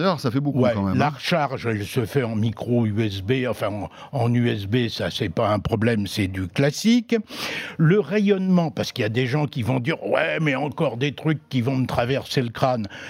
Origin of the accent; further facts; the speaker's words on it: Brittany, France; chez moi en Bretagne